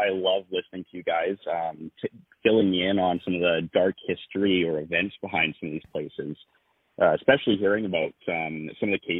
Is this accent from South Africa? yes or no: no; Vancouver, British Columbia, Canada; I'm from Vancouver, but I am calling you from Tuktoyaktuk.